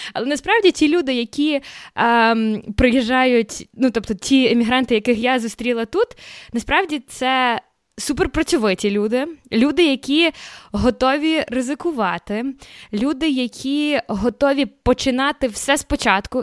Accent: Kyiv, Ukraine; moved away as an adult; also born or lived in Horonda, Zakarpattia, Ukraine; now in Canada; Народилася в Закарпатті. Перші три місяці свого життя я провела в мальовничому селі Горонда, що біля Мукачева. Але потім я переїхала в Київ. Фактично, все життя я провела себе в Києві

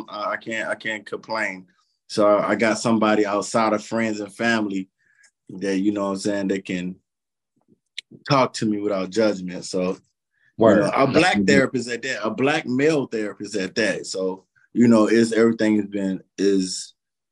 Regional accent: Columbus, Georgia, United States; moved away as an adult; also born or lived in Phenix City, Alabama; now in San Antonio, United States; I'm Columbus, Georgia, Phoenix City, Alabama bred

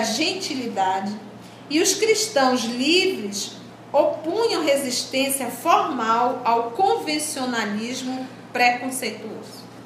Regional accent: Brazil; nós também somos brasileiros

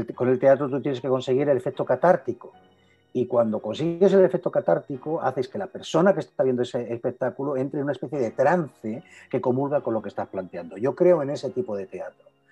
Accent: Castilla-La Mancha, Spain; Yo soy manchego, pero mi madre es murciana

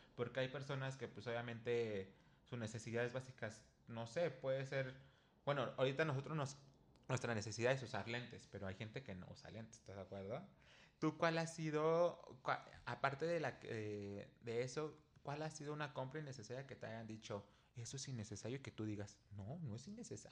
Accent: Mexico; aquí en México pues no acostumbramos a tener chanclas para cada cosa

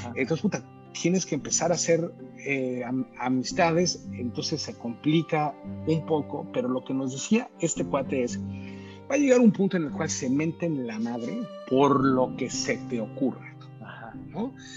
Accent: Mexico; moved away as an adult; also born or lived in Mexico City / New York; now in United States; nosotros como mexicanos, pues este, estamos acostumbrados a los temblores

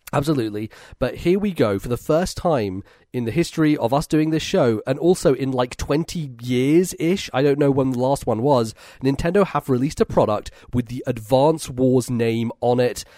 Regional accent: Edinburgh, Scotland, United Kingdom; I'm back home in Edinburgh, in my hometown

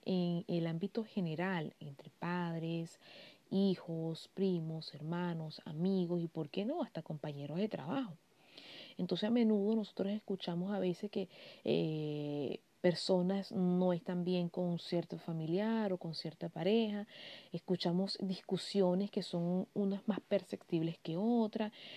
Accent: Venezuela; moved away as an adult; also born or lived in Barquisimeto; Yo soy venezolana, vivo en un país europeo

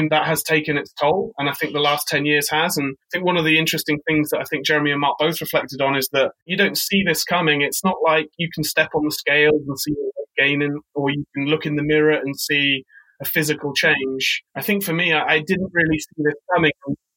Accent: United Kingdom; now in New York, United States; I'm British. I now live in New York

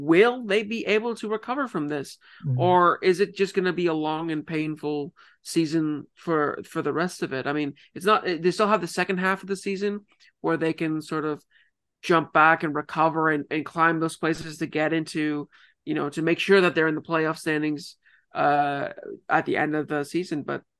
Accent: Ontario, Canada; I'm from Ontario.

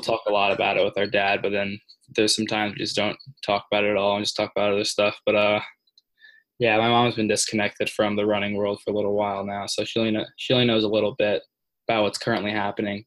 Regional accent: New Jersey, United States; I'm from New Jersey

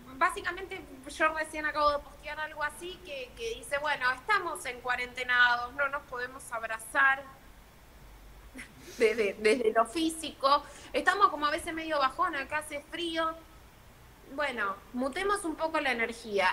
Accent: Argentina; nosotros acá en Argentina

